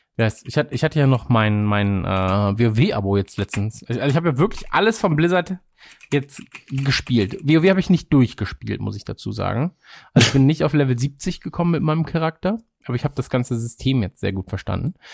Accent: Krefeld, North Rhine-Westphalia, Germany; now in Munich, Germany; in Krefeld, quasi in meiner Heimat

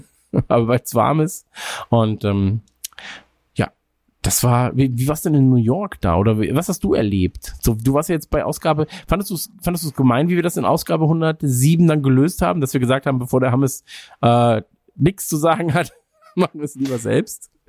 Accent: Germany; als Deutscher ist man ja auch nicht

